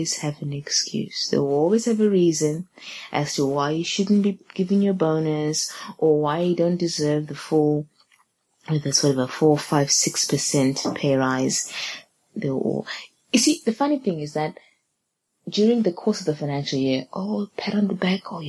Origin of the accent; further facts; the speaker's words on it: Zimbabwe; I'm from Zimbabwe.